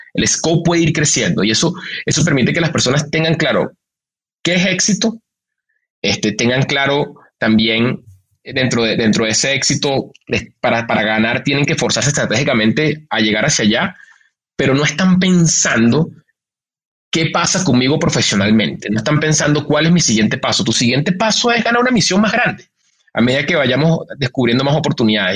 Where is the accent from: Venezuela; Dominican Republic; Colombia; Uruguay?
Venezuela; now in Mexico; un venezolano en México